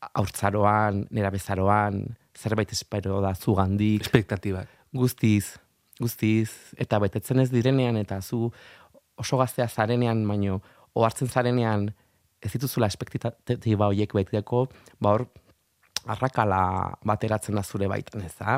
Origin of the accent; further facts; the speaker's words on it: Arraioz, Navarre, Spain; now in Madrid, Spain; haurtzaroak herriran arama arraio zera eta bertako algara horretara